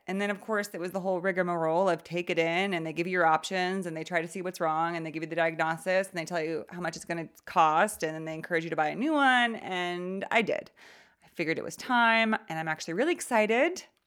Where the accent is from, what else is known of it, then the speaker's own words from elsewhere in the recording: California, United States; I grew up in California.